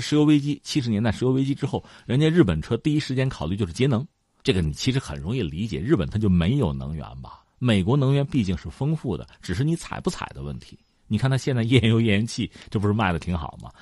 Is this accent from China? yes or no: yes; China; 我们中国人